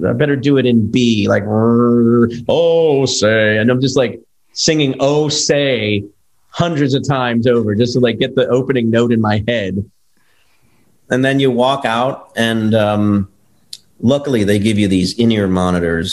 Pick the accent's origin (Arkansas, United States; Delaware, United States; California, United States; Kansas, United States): Delaware, United States; also born or lived in Philadelphia, Pennsylvania / Trenton, New Jersey; So I grew up in Delaware, but I actually was born in Philly.